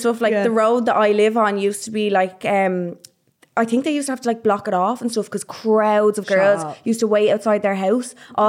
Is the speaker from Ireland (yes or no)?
yes; Ireland; born or raised there